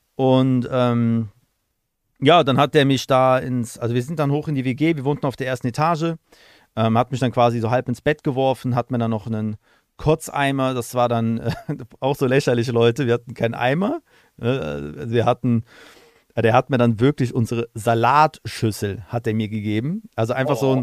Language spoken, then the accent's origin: German; Aachen, North Rhine-Westphalia, Germany; ich komme ja aus Aachen